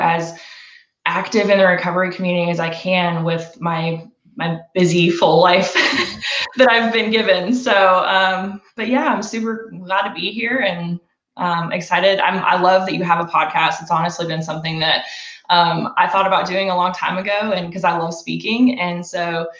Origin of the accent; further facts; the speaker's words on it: Roswell, Georgia, United States; I am from Roswell, Georgia, grew up in the area